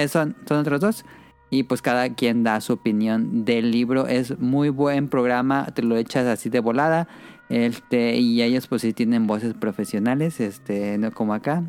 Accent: Morelia, Michoacán, Mexico; nosotros somos de Morelia

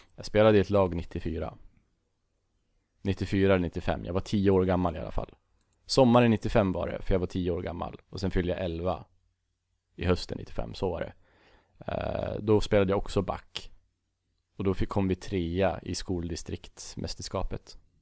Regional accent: Bollnäs, Gävleborg County, Sweden; Från en jävla liten skithåla som heter Bollnäs

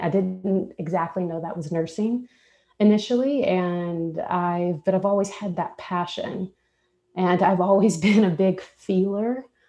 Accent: Texas, United States; moved away as an adult; now in Nashville, United States; I'm from Texas

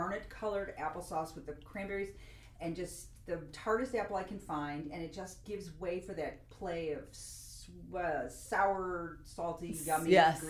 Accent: United States; I just like flour because I'm American.

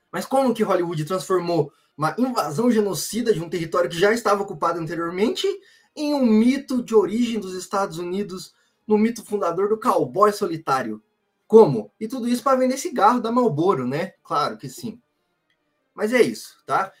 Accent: Brazil; Nós que somos brasileiro aqui

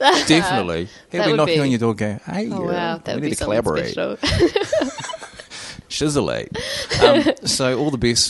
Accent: New Zealand; I am flying in New Zealand. I'm from New Zealand.

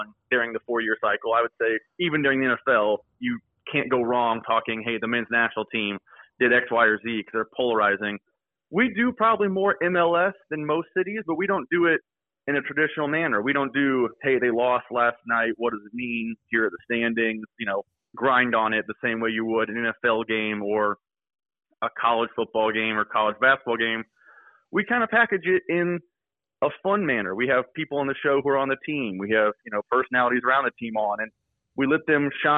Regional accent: Kansas City, Missouri, United States; Growing up in Kansas City, it was everything in my life.

